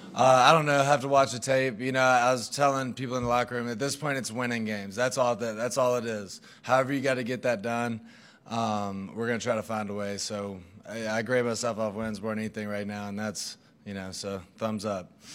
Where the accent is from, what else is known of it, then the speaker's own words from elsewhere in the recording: Mississippi, United States; moved away; We're both from Mississippi, like, thirty minutes apart